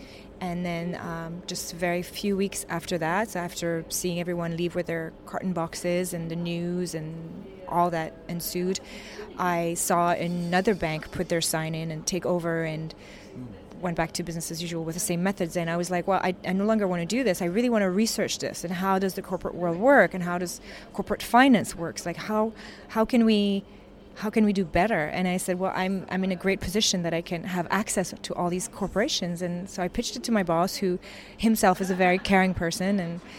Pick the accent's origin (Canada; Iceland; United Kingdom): Canada; also born or lived in New York; I'm also Canadian, where I've lived most of my life. I'm also a New Yorker, where I've lived a very long time